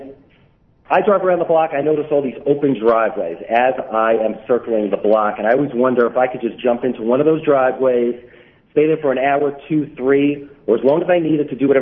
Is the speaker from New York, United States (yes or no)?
yes; New York City, New York, United States; I was born and bred in Brooklyn. I live in Brooklyn currently